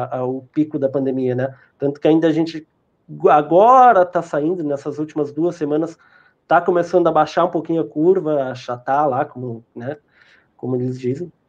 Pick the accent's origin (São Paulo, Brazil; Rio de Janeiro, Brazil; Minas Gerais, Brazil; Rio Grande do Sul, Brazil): Rio Grande do Sul, Brazil; vocês são de Santos, eu sou do sul do Rio Grande do Sul, né, cara?